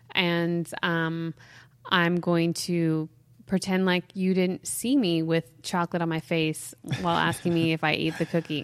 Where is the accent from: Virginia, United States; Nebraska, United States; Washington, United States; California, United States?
California, United States; Mount Shasta; also born or lived in Weaverville; we grew up in Mount Shasta, so we used to make snow caves